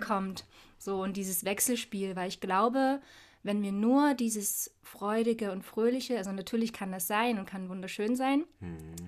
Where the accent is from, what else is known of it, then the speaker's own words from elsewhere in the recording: Dresden, Saxony, Germany; lebe hier in Dresden, wo ich auch tatsächlich geboren wurde, ist meine Geburtsstadt